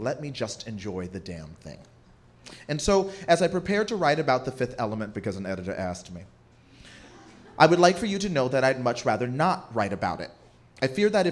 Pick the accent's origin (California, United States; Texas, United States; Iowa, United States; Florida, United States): Texas, United States; Lewisville; moved away; also born or lived in Newark, New Jersey; growing up in Louisville, Texas, a black gay kid with a single mom